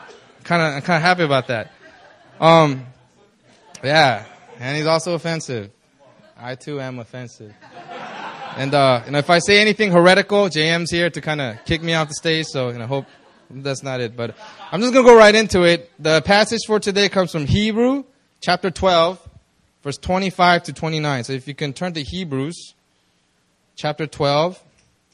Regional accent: Los Angeles, California, United States; moved away as an adult; now in South Korea; I immigrated to the States when I was like 6 years old. I lived in L.A.

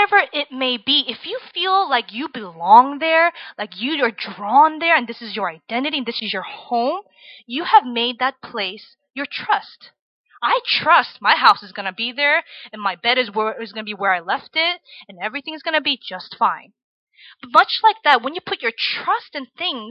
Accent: Virginia, United States; I grew up in Virginia, in the suburbs, where everybody's very nice to you

